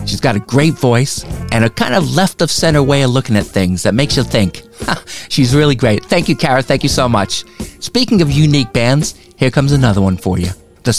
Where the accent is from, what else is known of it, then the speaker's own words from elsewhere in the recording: United States; although I'm not quite old enough to remember 1967, I am American